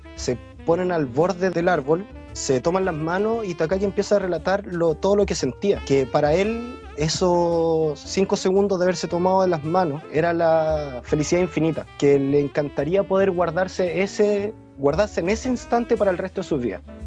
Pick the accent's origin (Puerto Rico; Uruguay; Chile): Chile; moved away as an adult; cuando me fui de Chile